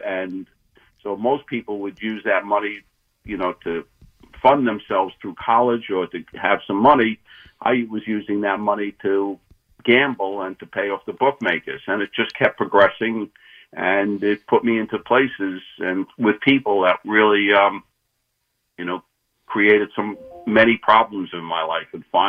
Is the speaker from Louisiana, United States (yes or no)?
no; New York City, New York, United States; I grew up in Brooklyn